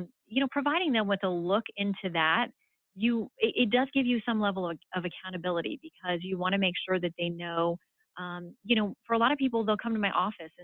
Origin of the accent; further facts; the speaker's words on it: Tallahassee, Florida, United States; I grew up in Tallahassee